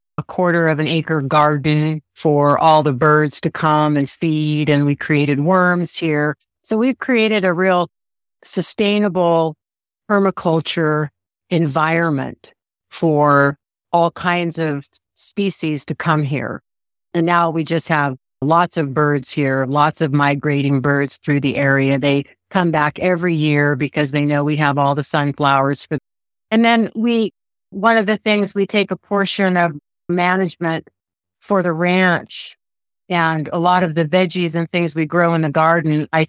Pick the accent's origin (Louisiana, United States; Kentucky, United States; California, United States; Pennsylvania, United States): California, United States; Santa Barbara; We got out of California because California got a little too busy. We're from the Santa Barbara area for us, and we were looking for land, and 80 acres basically fell in our laps.